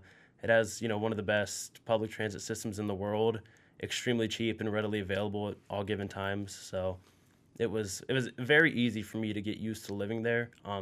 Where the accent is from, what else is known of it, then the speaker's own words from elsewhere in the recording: Akron, Ohio, United States; I'm from Akron, and I love Akron. I love, you know, Northeast Ohio